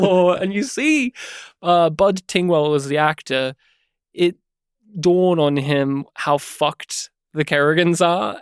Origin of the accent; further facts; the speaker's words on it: Australia; as an Aussie